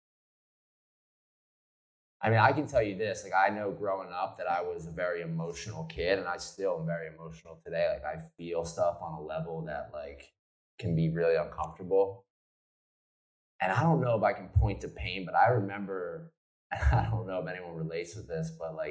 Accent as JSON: {"language": "English", "region": "New Jersey", "country": "United States", "tie": "born or raised there", "said": "I grew up in South Jersey"}